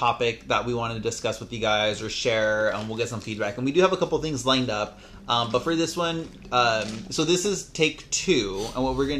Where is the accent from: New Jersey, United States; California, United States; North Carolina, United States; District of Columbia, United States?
California, United States; La Puente; I grew up in La Puente. I went to Bassett High School.